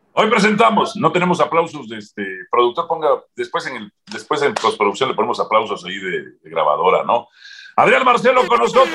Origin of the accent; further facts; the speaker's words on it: Zacazonapan, State of Mexico, Mexico; Zacazonapan de mi pueblo